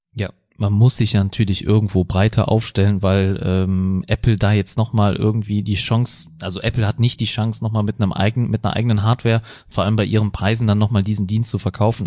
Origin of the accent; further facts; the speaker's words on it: Germany; wir als Deutsche